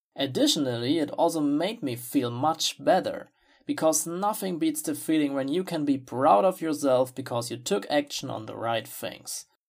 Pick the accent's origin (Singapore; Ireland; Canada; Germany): Germany; English is a second language; I'm from Germany myself